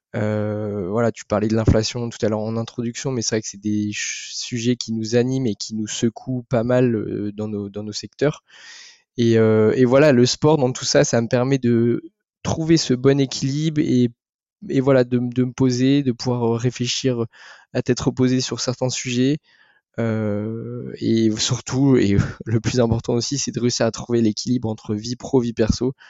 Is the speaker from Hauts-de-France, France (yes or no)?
yes; the North, Hauts-de-France, France; je suis originaire du Nord